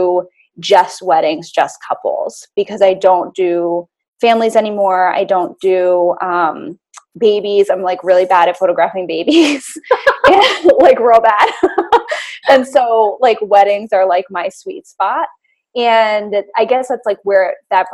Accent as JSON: {"language": "English", "town": "Boston", "region": "Massachusetts", "country": "United States", "tie": "born or raised there", "moved": "as an adult", "lives_now": "Hudson Valley, United States", "said": "I live in the Hudson Valley, New York now, but I grew up in Boston"}